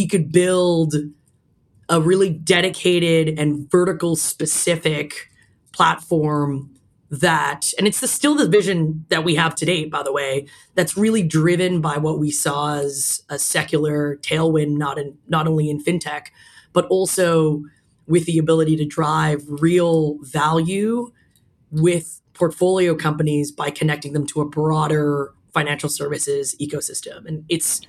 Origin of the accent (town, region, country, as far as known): Toronto, Ontario, Canada; born or raised there; now in New York, United States